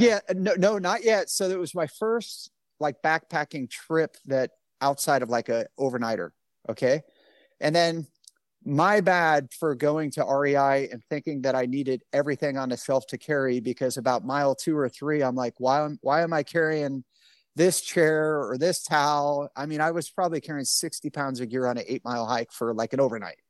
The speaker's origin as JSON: {"language": "English", "area": "Bay Area", "region": "California", "country": "United States", "tie": "born or raised there", "also_born_or_lived": "Alaska", "said": "I grew up in the Bay Area and I didn't leave California much other than I, I lived in Alaska for a couple of years in the military"}